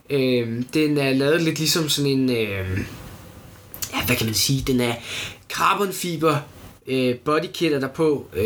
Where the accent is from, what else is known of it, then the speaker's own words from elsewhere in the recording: United States; Altså, som amerikaner, så forstår jeg ikke, hvordan Elon Musk, han tænker, den her Cybertruck